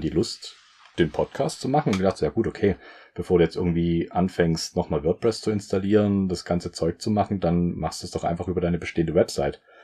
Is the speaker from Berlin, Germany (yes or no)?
no; Saxony, Germany; moved away; also born or lived in southern Germany; ich komme aus dem Süden oder wohne jetzt im Süden, sagt man so. Bin eigentlich auch eher aus Sachsen